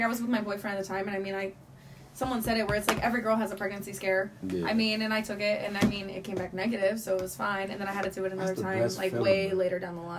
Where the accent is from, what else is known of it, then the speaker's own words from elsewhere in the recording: New Jersey, United States; I'm from New Jersey